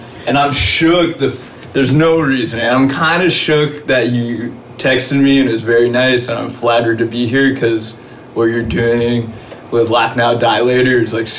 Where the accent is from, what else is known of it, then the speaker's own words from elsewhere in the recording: Los Angeles, California, United States; 310. I was... born and raised in West LA.